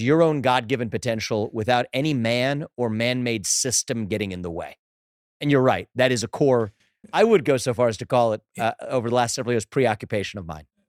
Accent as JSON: {"language": "English", "region": "Southwest Ohio", "country": "United States", "tie": "born or raised there", "said": "I was growing up as the kid of immigrants, funny last name, my dad had an accent, growing up in Southwest Ohio"}